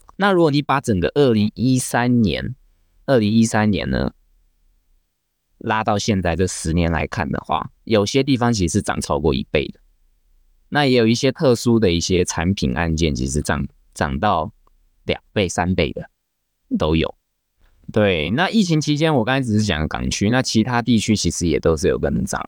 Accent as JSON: {"language": "Chinese", "country": "Taiwan", "said": "我们台湾人习惯用的台瓶"}